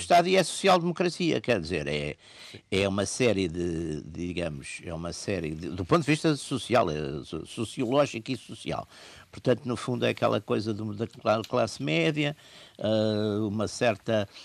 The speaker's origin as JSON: {"language": "Portuguese", "country": "Portugal"}